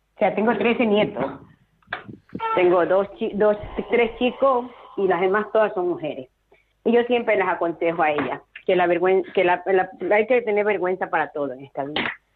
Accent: Ecuador; yo soy de Ecuador

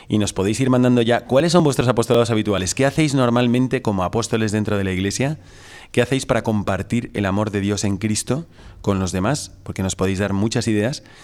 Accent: Valencia, Valencian Community, Spain; Y un servidor también es de Valencia, pero vengo de Sevilla en este caso.

